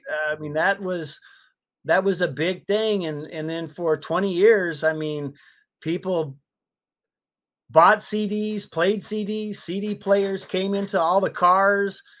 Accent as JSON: {"language": "English", "town": "San Antonio", "region": "Texas", "country": "United States", "tie": "born or raised there", "said": "Born and raised in Texas"}